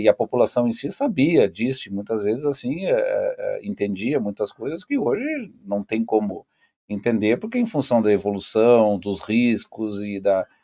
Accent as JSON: {"language": "Portuguese", "town": "Pelotas", "region": "Rio Grande do Sul", "country": "Brazil", "tie": "born or raised there", "moved": "as an adult", "lives_now": "Foz do Iguaçu, Brazil", "said": "eu sou, na verdade, sou natural de Pelotas"}